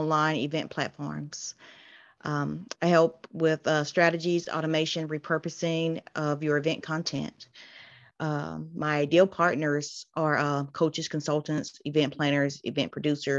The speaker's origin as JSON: {"language": "English", "region": "South Carolina", "country": "United States", "said": "I am from South Carolina in the US."}